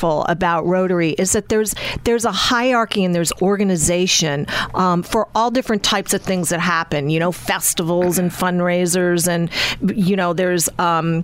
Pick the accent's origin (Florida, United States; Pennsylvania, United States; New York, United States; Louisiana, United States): Louisiana, United States; South; moved away as an adult; also born or lived in Northeast US; now in Northeast, United States; I grew up in South Louisiana